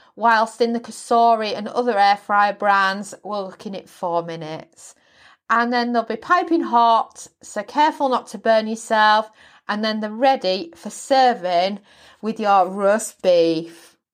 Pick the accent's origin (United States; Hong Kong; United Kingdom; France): United Kingdom; Yorkshire and the Humber; accent: Yorkshire; also born or lived in London; moved, um, up to Yorkshire as a toddler